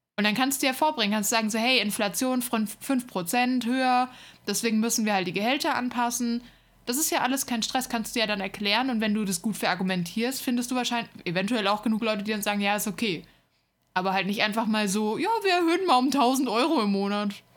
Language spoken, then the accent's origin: German; Hesse, Germany; moved away; in der Stadt, wo, wo ich herkomme, ähm, war mal der Hessentag